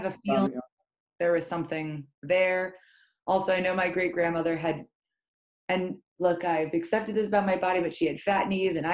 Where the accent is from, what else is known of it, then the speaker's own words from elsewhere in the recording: United Kingdom; I'm British, right? So I'm a British Jew, which is rare